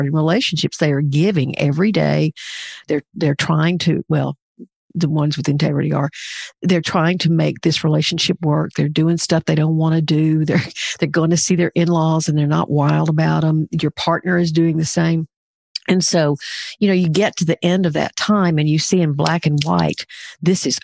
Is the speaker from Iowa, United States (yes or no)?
no; Pine Bluff, Arkansas, United States; I grew up in Pine Bluff, Arkansas